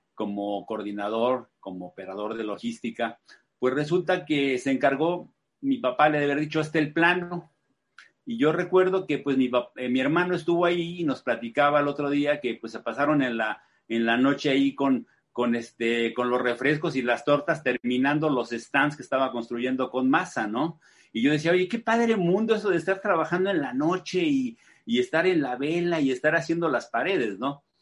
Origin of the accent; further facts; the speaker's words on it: Mexico City, Mexico; yo nací en Ciudad de México hace 63 años